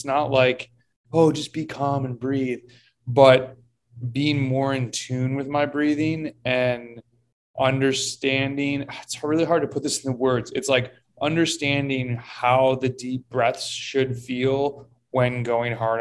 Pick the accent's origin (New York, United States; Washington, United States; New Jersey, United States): New York, United States; Rochester; now in Florida, United States; I grew up in Rochester, New York